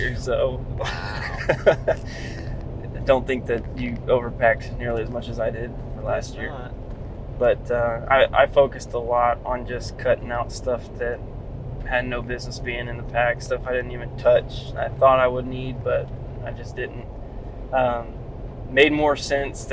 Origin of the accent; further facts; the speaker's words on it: Florida, United States; even though I'm born and raised in Florida and growing up in the same neighborhood. I still live in the same neighborhood I grew up in.